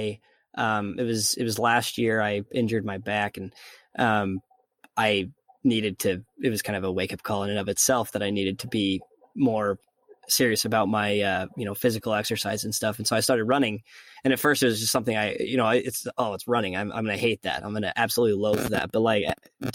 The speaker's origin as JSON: {"language": "English", "town": "Logan", "region": "Utah", "country": "United States", "tie": "born or raised there", "said": "I was going to school in the same town where I was, born and raised in Logan, Utah"}